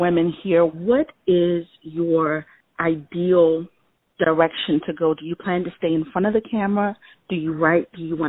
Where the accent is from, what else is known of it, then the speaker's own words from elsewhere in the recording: Baltimore, Maryland, United States; I'm from Baltimore.